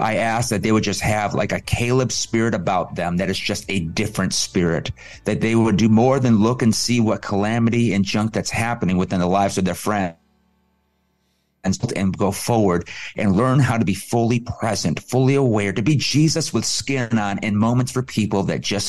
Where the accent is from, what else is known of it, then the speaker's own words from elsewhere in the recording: Detroit, Michigan, United States; also born or lived in Kalamazoo, Michigan; I'm from Detroit